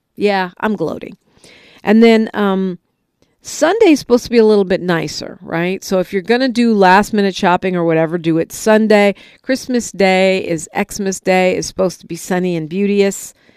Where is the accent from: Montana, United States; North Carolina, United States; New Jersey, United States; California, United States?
California, United States; as a Californian, right, a, a resident of the Golden State